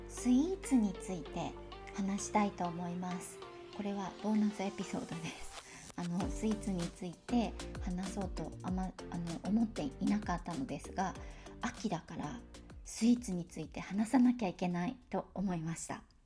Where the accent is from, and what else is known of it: Tokyo, Japan; born or raised there; accent: Tokyo pitch accent; moved away